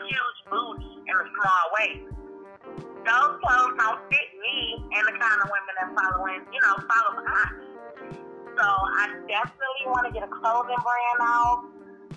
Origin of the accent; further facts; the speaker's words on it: Cleveland, Ohio, United States; I am from Cleveland, Ohio. I was born and raised here